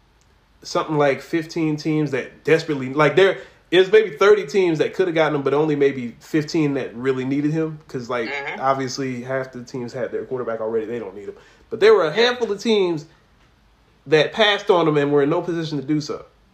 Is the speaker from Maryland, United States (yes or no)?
yes; Maryland, United States; I went to school in Baltimore. I'm obviously from Maryland, you know, so Baltimore got a special place in my heart.